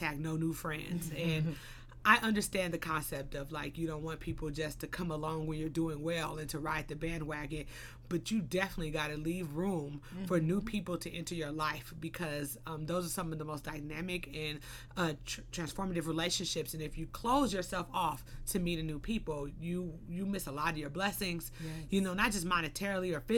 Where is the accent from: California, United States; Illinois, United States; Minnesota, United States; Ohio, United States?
California, United States; Los Angeles; I was born and raised in the Crenshaw area, you know, Crenshaw and Slauson